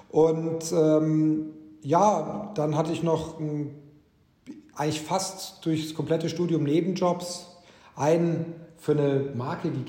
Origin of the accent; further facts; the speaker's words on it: Cairo, Cairo Governorate, Egypt; moved away; also born or lived in Ulm, Germany / Bavarian Swabia, Germany; Ich bin dort aber nicht aufgewachsen, ich bin geboren in Ulm. Meine Kindheitsjahre, die ersten, waren in Bayerisch-Schwaben in der Nähe von Augsburg. Bin aber dann äh, aus familiären Gründen in Ägypten gelandet. Äh, also bin den Großteil meiner Jugend und Kindheit habe ich in Kairo verbracht